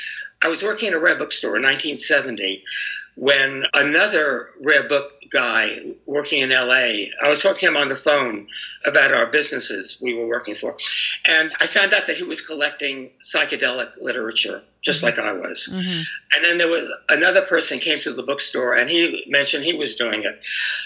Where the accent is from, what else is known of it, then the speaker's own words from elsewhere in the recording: New York, United States; now in San Francisco, United States; And I came to San Francisco from New York.